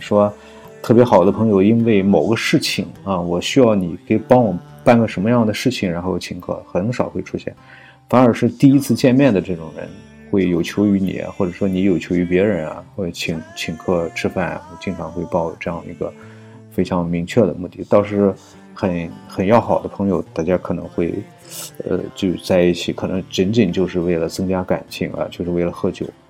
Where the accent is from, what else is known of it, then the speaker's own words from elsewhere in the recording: Shandong, China; 我生在北方，生在山东